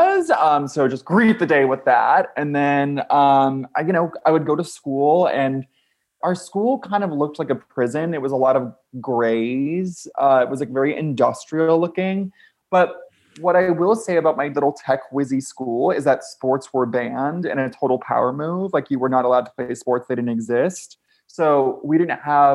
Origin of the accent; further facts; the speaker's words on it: Ventura, California, United States; I grew up in Ventura, California, which is kind of like a little beach town